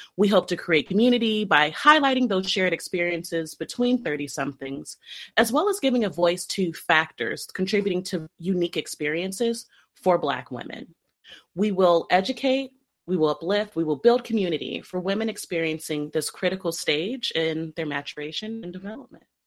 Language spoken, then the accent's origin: English; Southern California, United States; now in Bay Area, United States; Technically, I was born and raised in SoCal